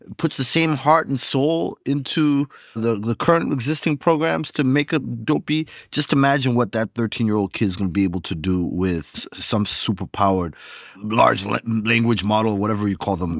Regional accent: Zimbabwe; moved away; also born or lived in Rwanda / Bulawayo, Zimbabwe; I'm from Rwanda, but I grew up in Zimbabwe

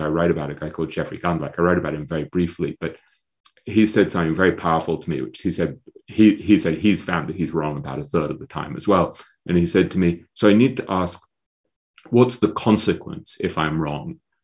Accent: England, United Kingdom; I'm an English intellectual snob by, by, by training and nature

